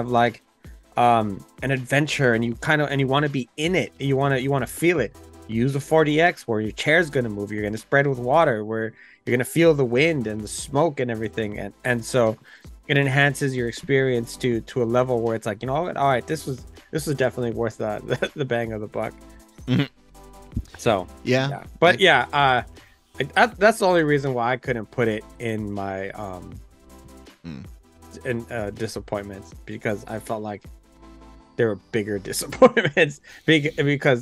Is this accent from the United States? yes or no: yes; United States